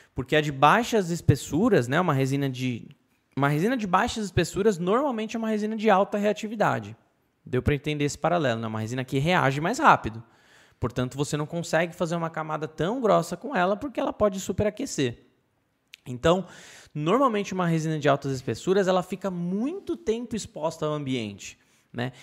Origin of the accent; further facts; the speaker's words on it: Brazil; eu como brasileiro